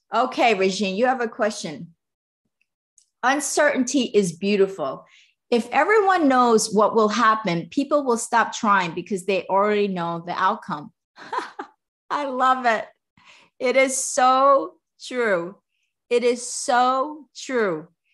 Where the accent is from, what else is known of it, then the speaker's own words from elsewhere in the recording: East Coast, United States; now in Southern California, United States; I'm from the East Coast